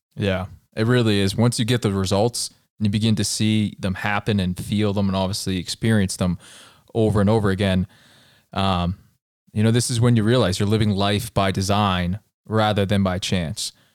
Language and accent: English; Colorado, United States; I tell her I'm from Colorado and I'm visiting here